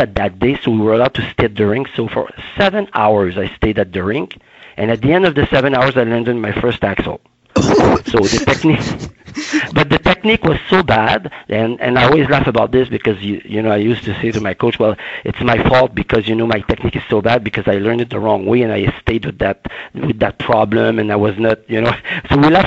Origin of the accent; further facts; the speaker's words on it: Baie-Saint-Paul, Quebec, Canada; in my backyard, in my hometown called Baie-Saint-Paul, a very small town.